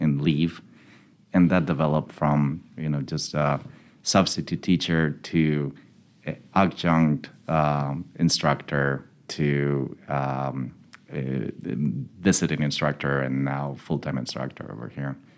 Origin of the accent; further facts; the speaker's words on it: Madrid, Community of Madrid, Spain; moved away as an adult; now in Birmingham, United States; I'm originally from Madrid, Spain, and I came to the U.S. in 2002 to complete my studies in economics here at UAB.